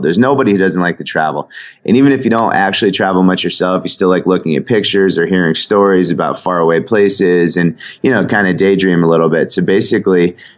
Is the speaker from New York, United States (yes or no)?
no; Connecticut, United States; I ever went from where I grew up in Connecticut